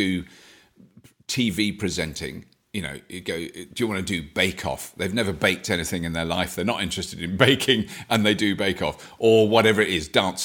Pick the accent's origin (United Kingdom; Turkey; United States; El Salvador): United Kingdom; I'm British